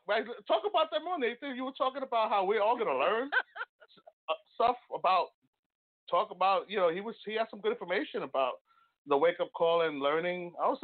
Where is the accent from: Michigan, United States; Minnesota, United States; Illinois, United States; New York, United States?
New York, United States; Bronx; I'm from the Bronx, yeah.